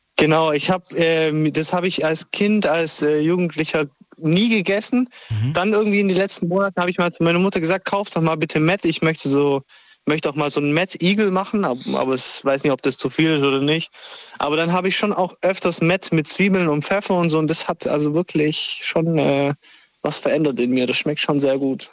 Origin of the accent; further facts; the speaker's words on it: Italy; now in Ulm, Germany; ich als Italiener. Normal wird es nicht verkauft bei uns in Italien